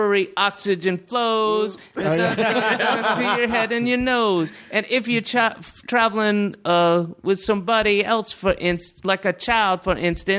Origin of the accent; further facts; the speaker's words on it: the South, United States; I grew up in the South, and he is the epitome of that kind of white Baptist kind of like, his voice is like this.